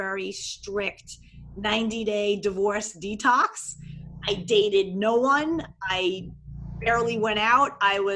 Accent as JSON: {"language": "English", "region": "New York metro area", "country": "United States", "tie": "born or raised there", "also_born_or_lived": "Long Island", "accent": "New York", "moved": "as an adult", "lives_now": "Miami Beach, United States", "said": "I'm from New York. I'm a New York, New York metro area girl my whole life till I was 39"}